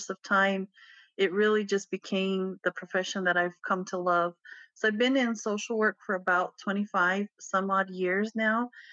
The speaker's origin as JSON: {"language": "English", "area": "Pueblo of Acoma", "region": "New Mexico", "country": "United States", "tie": "born or raised there", "said": "I grew up in the Pueblo of Acma. I am biracial. I grew up there on reservation"}